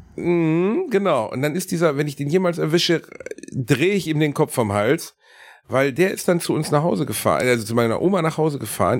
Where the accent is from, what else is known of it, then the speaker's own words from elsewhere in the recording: Gelsenkirchen, North Rhine-Westphalia, Germany; ich komme aus Gelsenkirchen, mein Großeltern aus Leverkusen